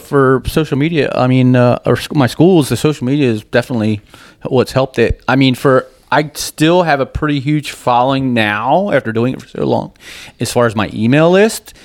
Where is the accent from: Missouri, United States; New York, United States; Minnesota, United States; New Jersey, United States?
New Jersey, United States; when you're growing up in Jersey on a dirt bike